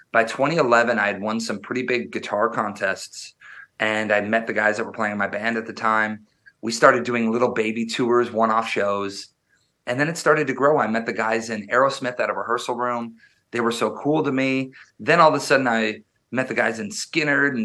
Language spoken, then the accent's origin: English; Wisconsin, United States; I was born and raised in Wisconsin, which is the midwest they call it up near near canada and i grew up very very rural i grew up um in like farmland